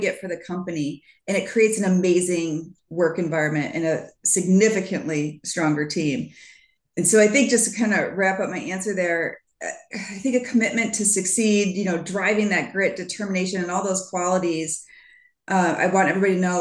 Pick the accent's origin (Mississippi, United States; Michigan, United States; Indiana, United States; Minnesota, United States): Michigan, United States; as a Midwesterner in the US, growing up in Michigan